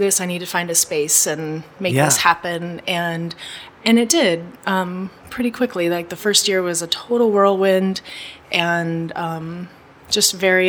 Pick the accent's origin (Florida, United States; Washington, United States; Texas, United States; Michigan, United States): Washington, United States; north of Seattle; moved away as an adult; now in New York City, United States; I grew up north of Seattle on the West Coast